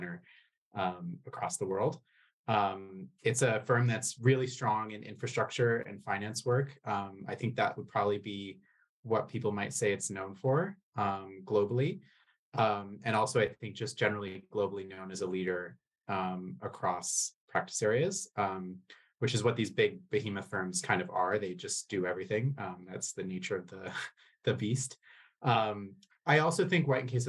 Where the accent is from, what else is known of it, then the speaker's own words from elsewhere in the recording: United States; moved away as an adult; also born or lived in London, United Kingdom / Dubai, United Arab Emirates; now in Sydney, Australia; I'm aggressively American, but I trained as a lawyer in London